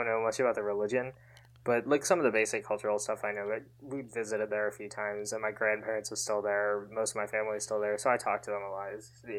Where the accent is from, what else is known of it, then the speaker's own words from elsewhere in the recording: Kerala, India; born there; I was born in Kerala, so like that area, there's like a large amount of Christians and Muslims